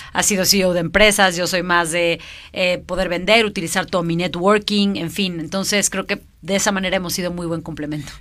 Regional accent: Mexico; soy una emprendedora mexicana

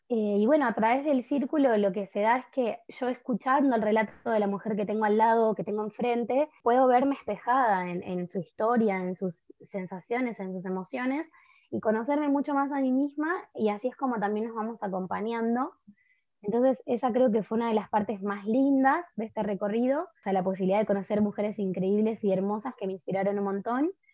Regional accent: Buenos Aires, Argentina; soy de Buenos Aires, Argentina

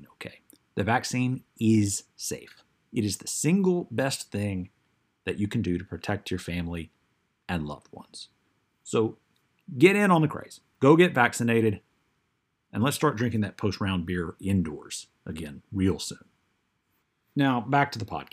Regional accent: Mississippi, United States; my home state, Mississippi

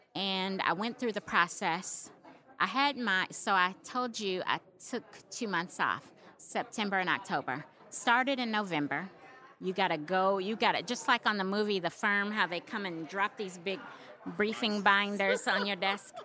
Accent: Little Rock, Arkansas, United States; how proud I am to be from Little Rock, how proud I am to be from Arkansas

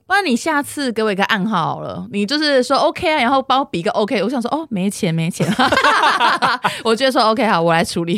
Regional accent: Hsinchu, Taiwan; also born or lived in Tainan; 那时候我从台南转回来的时候

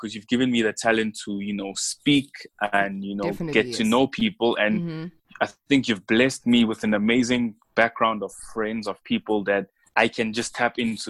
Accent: Johannesburg, Gauteng, South Africa; born and raised in Johannesburg, 1996, November 7th. Born of two kids. I think it's very unusual that I only have one sibling, because most Congolese families, you know, have big families.

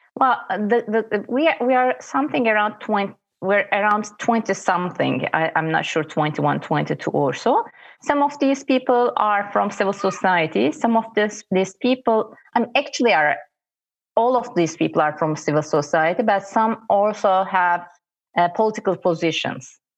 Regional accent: Istanbul, Turkey; I'm from Istanbul

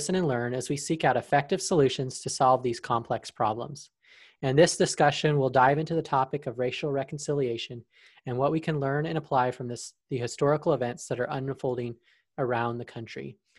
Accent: Arizona, United States; I was born in Arizona, so we're both from the West.

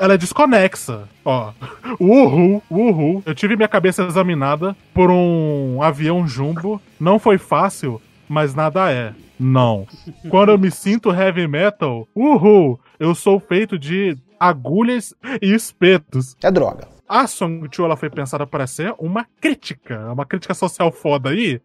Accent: Brazil; eu sou brasileiro

